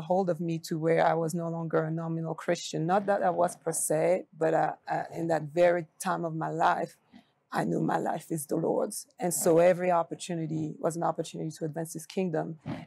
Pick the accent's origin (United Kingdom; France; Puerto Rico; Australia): France; Paris, Île-de-France; moved away as an adult; now in United States; I grew up in Paris, France